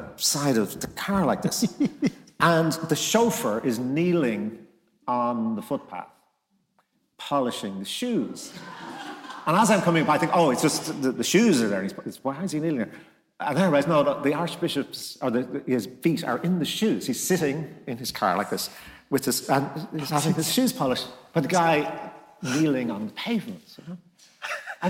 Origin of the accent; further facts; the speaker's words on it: Dublin, Leinster, Ireland; I'm growing up in Crumlin, which, you know, was a kind of corporation housing estate